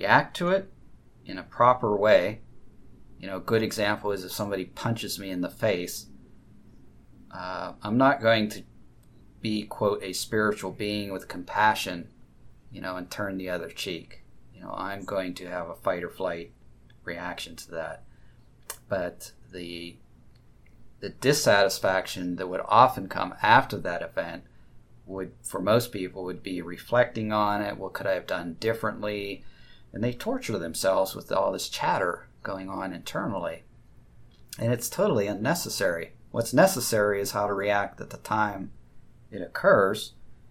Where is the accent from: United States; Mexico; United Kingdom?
United States; I grew up in the United States